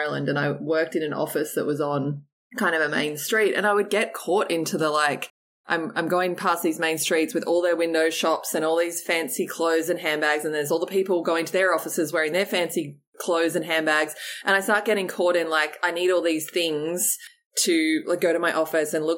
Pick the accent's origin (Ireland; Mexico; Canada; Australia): Australia; growing up in Australia and on the beach there